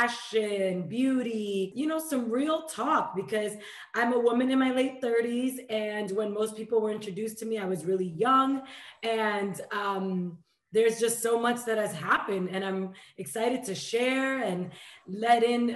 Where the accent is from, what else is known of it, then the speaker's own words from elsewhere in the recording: New York City, New York, United States; moved away as an adult; also born or lived in Dominican Republic; now in Los Angeles, United States; I was born in Dominican Republic, raised in New York, and like you said, 8 years now in LA.